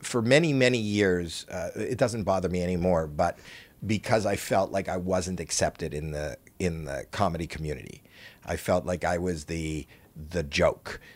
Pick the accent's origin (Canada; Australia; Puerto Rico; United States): Canada; I'm from Canada.